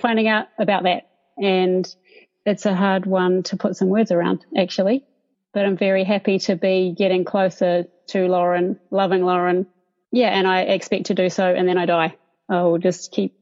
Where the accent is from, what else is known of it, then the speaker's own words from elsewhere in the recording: Dunedin, Otago, New Zealand; moved away as an adult; now in Sydney, Australia; growing up in New Zealand, in Dunedin, which I love